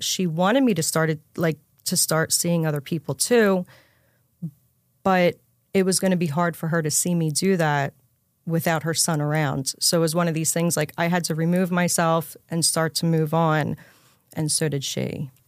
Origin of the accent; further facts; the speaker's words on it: Levittown, Pennsylvania, United States; also born or lived in New Jersey; I'm from Levittown, Pennsylvania, which is just sh, right outside of Philly.